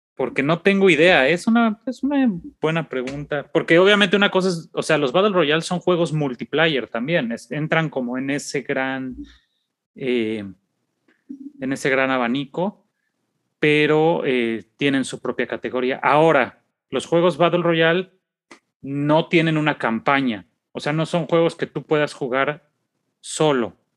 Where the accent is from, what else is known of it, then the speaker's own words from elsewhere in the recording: Mexico; somos niños mexicanos de clase popular